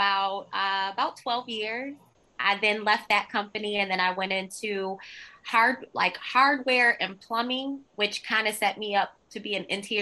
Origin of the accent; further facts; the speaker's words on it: Detroit, Michigan, United States; I grew up in Detroit, on the east side of Detroit.